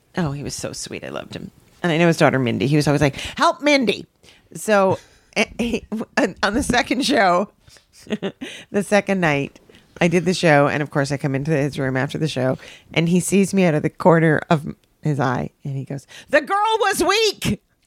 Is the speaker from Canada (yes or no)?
yes; Canada; I'm so Canadian.